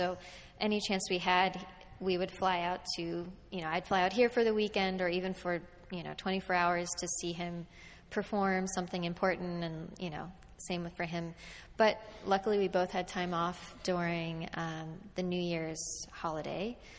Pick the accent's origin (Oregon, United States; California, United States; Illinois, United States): California, United States; Los Gatos; also born or lived in Washington, D.C.; now in San Francisco, United States; I was born in Los Gatos